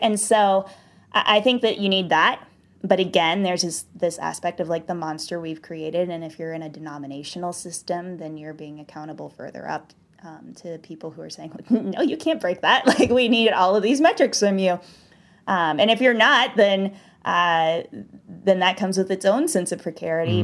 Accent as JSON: {"language": "English", "region": "the South", "country": "United States", "tie": "born or raised there"}